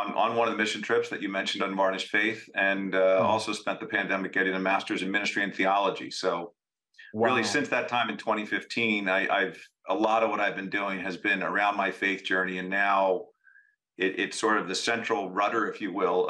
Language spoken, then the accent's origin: English; Philadelphia, Pennsylvania, United States; also born or lived in Durham, North Carolina / West Coast; I am born and raised in Philadelphia